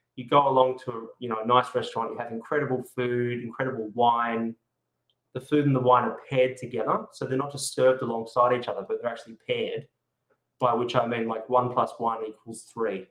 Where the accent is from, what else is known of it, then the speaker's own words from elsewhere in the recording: Adelaide, South Australia, Australia; now in Sydney, Australia; Adelaide's actually my hometown